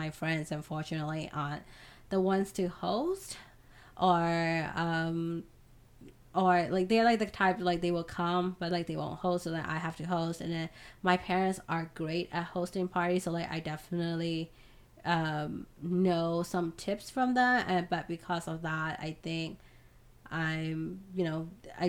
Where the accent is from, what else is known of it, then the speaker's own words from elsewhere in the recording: Myanmar; I'm Burmese and I'm from Southeast Asia